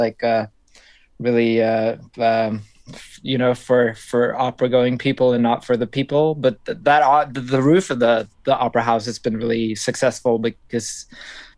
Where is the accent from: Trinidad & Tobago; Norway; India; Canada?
Norway; I grew up just outside of Oslo, so I guess pretty much my whole life